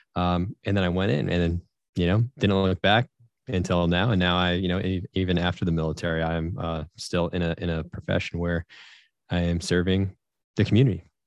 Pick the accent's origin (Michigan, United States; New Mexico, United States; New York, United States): New York, United States; Syracuse; I'm from Syracuse, New York